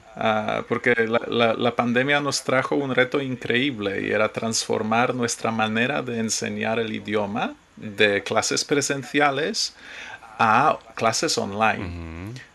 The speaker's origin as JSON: {"language": "Spanish", "country": "Poland", "second_language": "Spanish", "moved": "as an adult", "lives_now": "Spain", "said": "sí, soy polaco. Pero yo eh, no he vivido en Polonia desde hace 20 años, más de 20 años"}